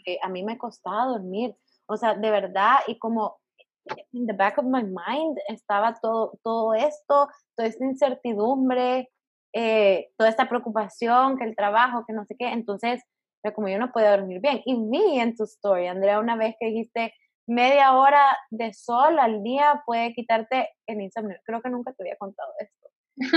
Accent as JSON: {"language": "Spanish", "country": "El Salvador", "moved": "as an adult", "lives_now": "Miami, United States", "said": "vivo en Miami ahorita, soy de Salvador."}